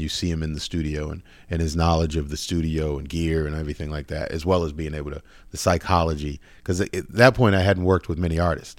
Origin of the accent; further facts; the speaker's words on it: Boston, Massachusetts, United States; moved away as an adult; also born or lived in Virginia / New York City; now in Los Angeles, United States; I'm originally from Boston, like, kinda like Dorchester, Roxbury